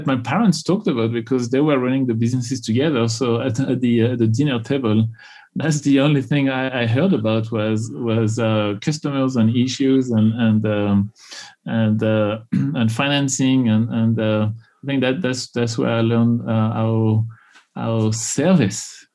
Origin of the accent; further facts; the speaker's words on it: Tours, Centre-Val de Loire, France; English is a second language; moved away as an adult; also born or lived in Houston, Texas; now in United States; I grew up in the center of France, in a city called Tours, Actually, ironically, is the part of France where there is no accent.